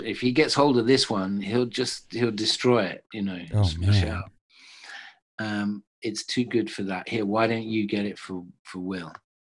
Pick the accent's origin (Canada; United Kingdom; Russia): United Kingdom; England; I'm in English